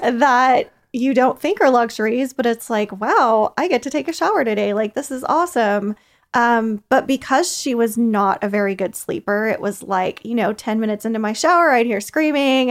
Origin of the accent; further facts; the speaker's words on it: Kansas, United States; now in Athens, United States; I'm originally from Kansas, so I'm a transplant